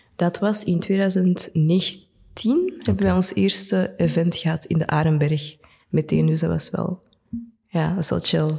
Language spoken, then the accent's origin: Dutch; Antwerp, Flanders, Belgium; Ik ben geboren en getogen in Antwerpen. Ik ben een echte Antwerpenaar